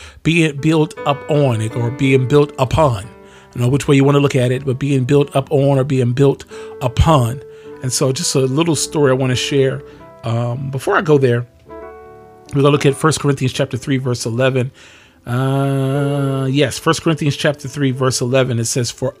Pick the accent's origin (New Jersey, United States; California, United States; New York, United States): New Jersey, United States; Pleasantville; moved away; I grew up in the city of Pleasantville, New Jersey.